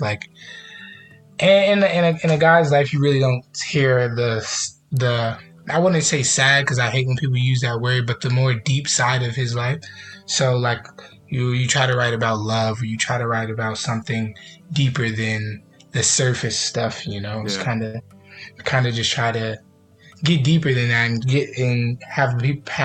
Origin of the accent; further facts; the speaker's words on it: New York City, New York, United States; now in Charlotte, United States; I am from New York, Brooklyn, New York